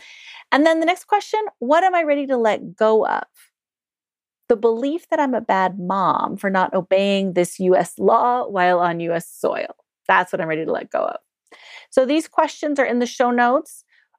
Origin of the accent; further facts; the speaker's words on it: England, United Kingdom; After all, I was born and raised in the United Kingdom, where we apologize incessantly for everything except raping and pillaging other countries.